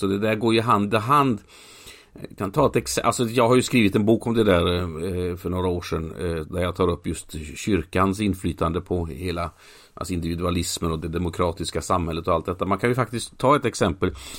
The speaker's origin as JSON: {"language": "Swedish", "town": "Mölnlycke", "region": "Västra Götaland", "country": "Sweden", "tie": "born or raised there", "said": "Mölnlycke där jag är uppvuxen"}